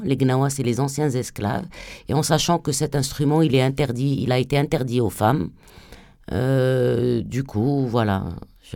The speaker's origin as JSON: {"language": "French", "region": "southern Algeria", "country": "Algeria", "also_born_or_lived": "France", "said": "je suis une artiste euh, franco-algérienne. je, je, viens du sud algérien."}